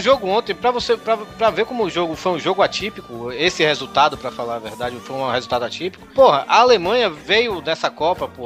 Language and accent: Portuguese; Brazil; also born or lived in Fortaleza; Eu sou brasileiro, sou americano do Sul